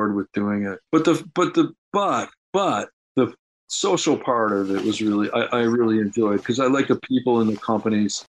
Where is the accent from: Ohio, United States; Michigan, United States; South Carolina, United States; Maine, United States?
Michigan, United States; Detroit; moved away as an adult; also born or lived in Los Angeles; I grew up in the Detroit area, decided to uproot myself from the Detroit area about 1907